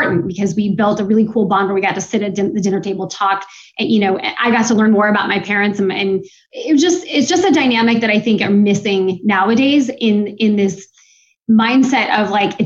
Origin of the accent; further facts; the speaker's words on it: Seattle, Washington, United States; moved away as an adult; also born or lived in Utah / Los Angeles; now in Virginia Beach, United States; I grew up in Seattle